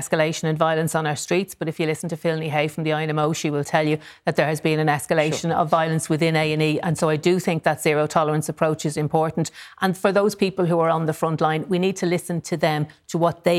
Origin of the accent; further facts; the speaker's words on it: Dublin, Leinster, Ireland; I'm from Ballyfermot